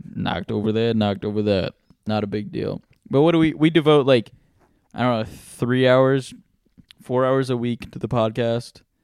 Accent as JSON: {"language": "English", "country": "United States", "tie": "born or raised there", "said": "being born here in America."}